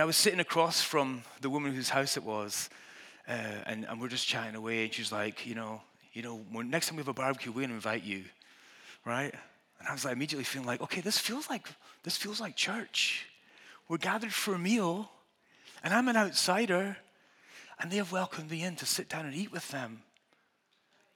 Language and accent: English; Scotland, United Kingdom; I'm Scottish